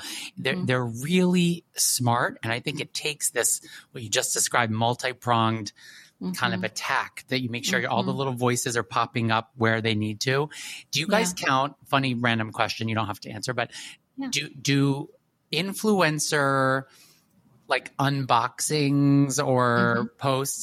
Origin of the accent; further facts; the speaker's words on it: New York, United States; I just like bit from the business and as a New Yorker, it's just a phrase